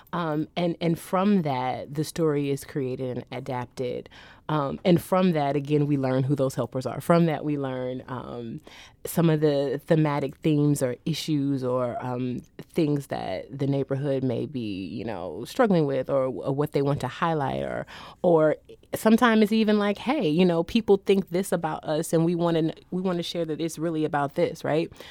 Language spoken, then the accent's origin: English; St. Louis, Missouri, United States; I'm from St. Louis